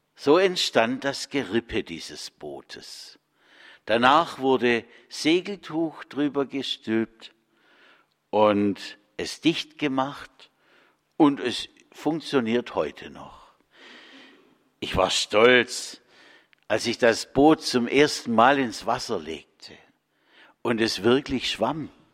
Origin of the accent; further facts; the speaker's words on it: the Kocher, Jagst and Neckar river area, Baden-Württemberg, Germany; Immerhin flossen in meiner Heimat Kocher, Jagst und Neckar.